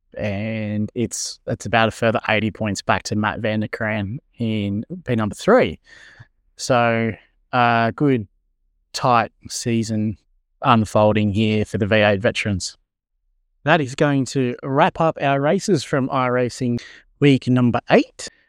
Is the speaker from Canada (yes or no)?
no; Australia; yay for being Australian